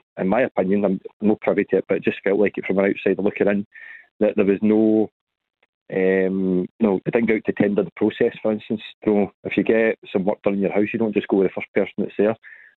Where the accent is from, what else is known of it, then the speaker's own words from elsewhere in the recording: Scotland, United Kingdom; as a Scottish football fan as well, I think we're underselling a product.